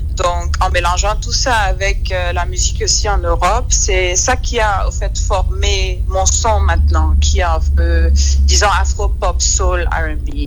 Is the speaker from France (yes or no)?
no; Limbe, Southwest Region, Cameroon; moved away; also born or lived in Douala, Cameroon / Bamenda, Cameroon; J'ai grandi à Limbé.